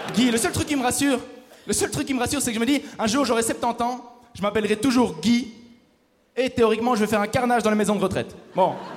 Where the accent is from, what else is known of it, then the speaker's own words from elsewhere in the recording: Belgium; je viens de Belgique